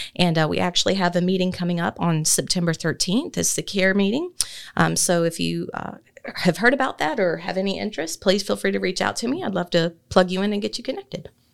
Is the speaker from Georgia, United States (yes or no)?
yes; Athens, Georgia, United States; moved away as an adult; also born or lived in Moultrie, Colquitt County; now in Thomson, United States; I was born and raised in Athens